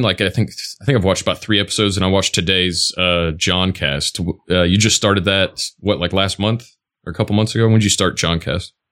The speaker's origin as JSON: {"language": "English", "town": "Toledo", "region": "Ohio", "country": "United States", "tie": "born or raised there", "also_born_or_lived": "Knoxville, Tennessee", "moved": "yes", "said": "I lived in Tennessee, out near Knoxville, but uh, I grew up in Toledo, right by the Ohio Michigan border."}